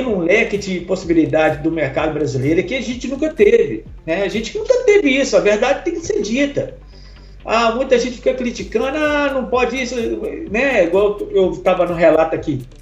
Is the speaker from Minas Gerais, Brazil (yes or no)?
yes; Minas Gerais, Brazil; also born or lived in Ipatinga / Belo Horizonte / Itabirito; Eu sempre gostei de música, sou mineiro de Minas aqui. É, já morei em muitas cidades, porque meu pai era, era ferroviário